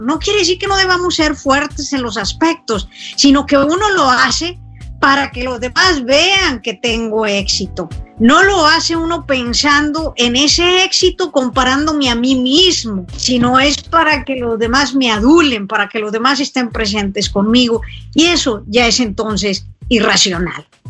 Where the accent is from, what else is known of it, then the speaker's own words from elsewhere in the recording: Mexico; conozco México y lo pongo en mi país